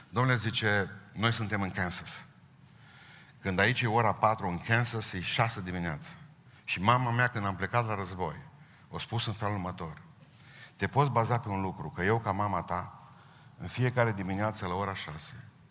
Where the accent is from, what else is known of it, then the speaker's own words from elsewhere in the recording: Romania; Suntem români